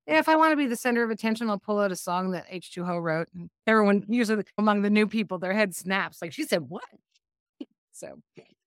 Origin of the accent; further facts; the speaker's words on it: Canada; moved away as an adult; now in Asheville, United States; I'm Canadian